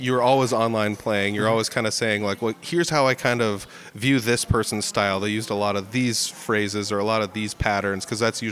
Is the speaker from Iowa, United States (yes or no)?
yes; Iowa, United States; I'm born and raised in Iowa